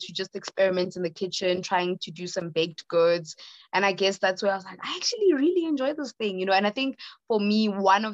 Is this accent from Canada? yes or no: no; Johannesburg, Gauteng, South Africa; I am from Johannesburg, South Africa